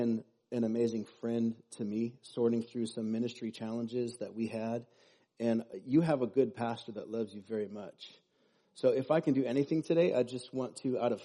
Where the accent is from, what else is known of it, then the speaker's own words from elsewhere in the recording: Los Osos, California, United States; now in Paso Robles, United States; I grew up in Los Osos